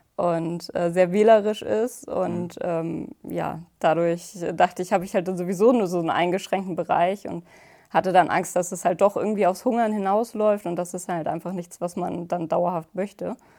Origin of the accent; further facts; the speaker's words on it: Hamburg, Germany; ich komme aus der Nähe von Hamburg